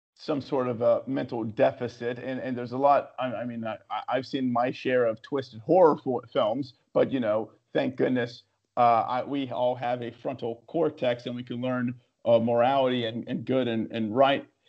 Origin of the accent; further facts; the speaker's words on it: West Virginia, United States; moved away; also born or lived in New York City; I'm born and raised in West Virginia